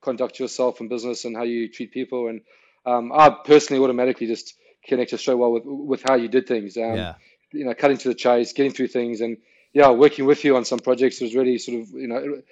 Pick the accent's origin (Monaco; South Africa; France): South Africa; moved away as an adult; also born or lived in London, United Kingdom / United States; now in Australia; I'm South African born, grew up in South Africa